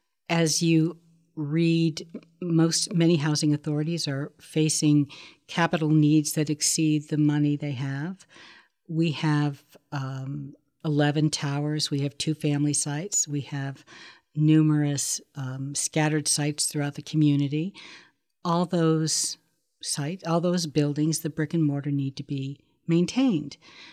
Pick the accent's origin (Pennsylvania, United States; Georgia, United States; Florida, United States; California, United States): Pennsylvania, United States; Sharon; born there; I was born in Sharon, Pennsylvania.